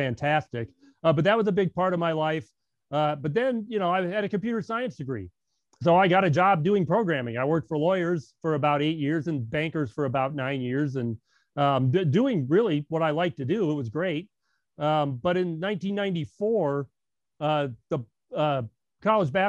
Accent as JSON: {"language": "English", "town": "Lafayette", "region": "Indiana", "country": "United States", "tie": "born or raised there", "said": "I was born in Home Hospital in Lafayette. With 1963 when my parents were in school."}